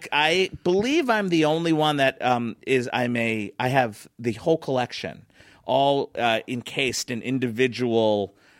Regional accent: Philadelphia, Pennsylvania, United States; I was from Philly.

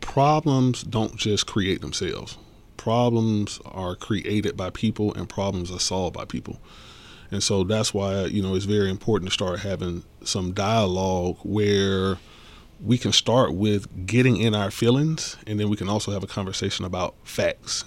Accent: College Park, Georgia, United States; as a teenager growing up in College Park

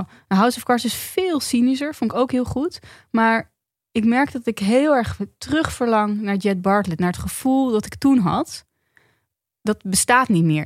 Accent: Netherlands; als Nederlander

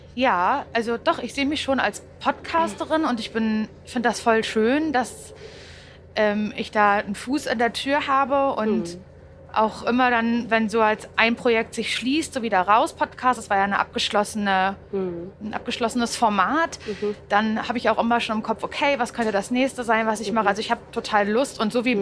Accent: Parchim, Mecklenburg-Vorpommern, Germany; moved away as an adult; now in Berlin, Germany; Ich komme ja aus Parchim.

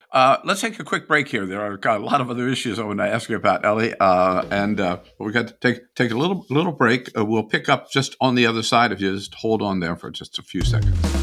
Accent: Wilmington, Delaware, United States; I grew up around Wilmington, Delaware, near the m, big mushroom farms in, um, southern Pennsylvania.

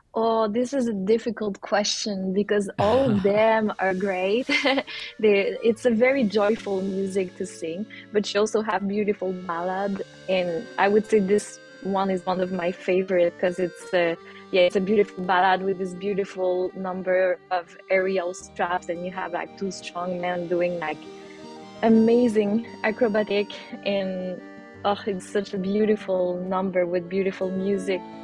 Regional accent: Saint-Nazaire, Quebec, Canada; moved away as an adult; also born or lived in Mexico; I'm from Saint-Nazaire, which is a small town with 2,000 people a little bit far away from the city

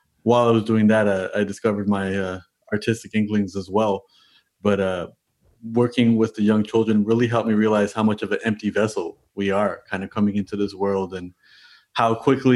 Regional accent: Toronto, Ontario, Canada; born and raised in Toronto

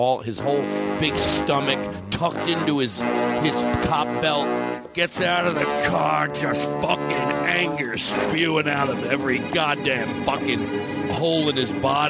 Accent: Philadelphia, Pennsylvania, United States; accent: Philly; moved away; I'm from Philadelphia, and I perform there

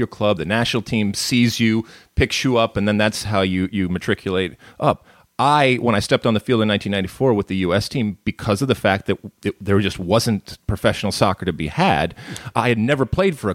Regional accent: Detroit, Michigan, United States; also born or lived in Athens, Greece; grew up in the suburbs of Detroit

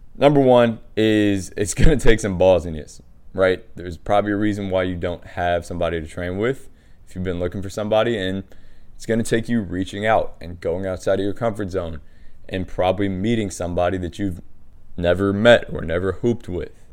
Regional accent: Washington, District of Columbia, United States; I was growing up in Washington D C

